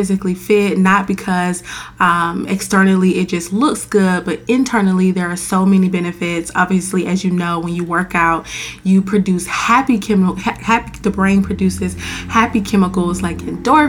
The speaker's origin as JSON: {"language": "English", "region": "Florida", "country": "United States", "moved": "as an adult", "lives_now": "Washington, DC, United States", "said": "I'm from Florida"}